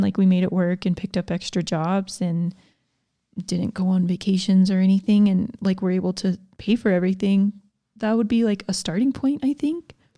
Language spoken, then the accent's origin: English; Georgia, United States; I grew up in Georgia